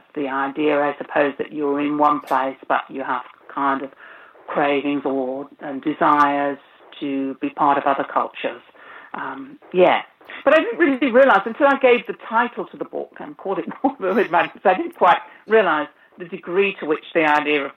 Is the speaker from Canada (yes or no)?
no; United Kingdom; moved away as an adult; also born or lived in Lithuania (grandparents); I'm a migrant myself because I was born in Britain, and I mean, I lived in Britain until 25 years ago